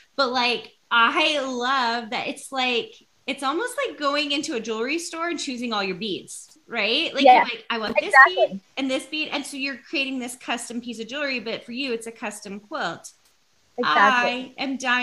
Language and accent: English; Tennessee, United States; moved away as an adult; now in Utah, United States; I'm from Tennessee originally